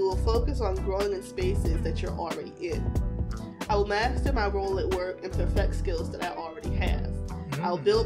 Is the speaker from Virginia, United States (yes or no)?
yes; Virginia, United States; now in Maryland, United States; I'm from Virginia and I currently live in Maryland